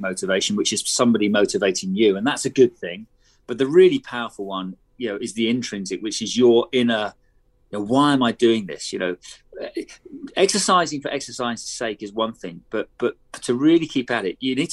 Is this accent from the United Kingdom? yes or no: yes; United Kingdom; as a Brit